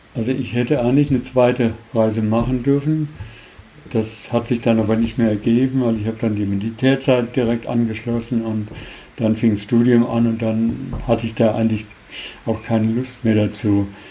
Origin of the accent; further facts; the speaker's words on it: Germany; wir als Deutsche in den 60ern noch nicht unbedingt die beliebtesten waren in der Schweiz